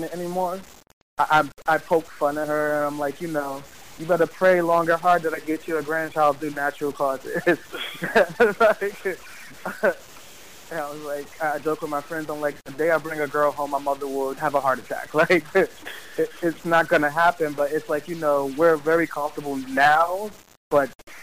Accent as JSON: {"language": "English", "town": "New York City", "region": "New York", "country": "United States", "tie": "born or raised there", "said": "I grew up in Harlem in Polo Grounds Towers, in the PJs"}